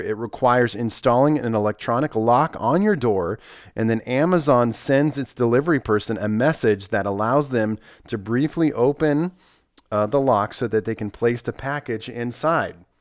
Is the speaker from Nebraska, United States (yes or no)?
yes; Nebraska, United States; also born or lived in Southern Missouri; now in Missouri, United States; I grew up in Nebraska.